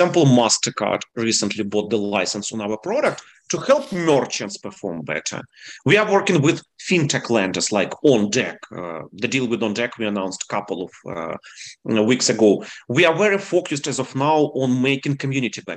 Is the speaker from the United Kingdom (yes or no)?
no; Ukraine; English is a second language; moved away as an adult; also born or lived in San Francisco; now in Charlotte, United States; originally, I'm from Ukraine